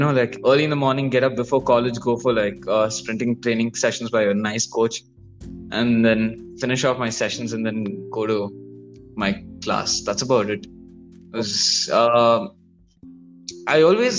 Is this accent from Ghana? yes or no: no; Bangalore, Karnataka, India; All of us are from Bangalore.